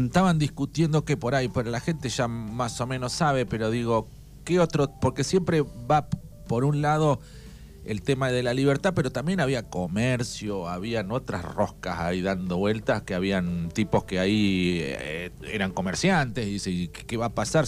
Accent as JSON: {"language": "Spanish", "country": "Argentina", "said": "así como argentinos"}